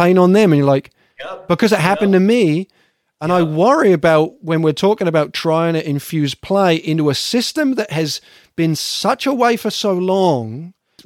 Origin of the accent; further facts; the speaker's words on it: England, United Kingdom; moved away as an adult; now in United States; an English person coming to the States.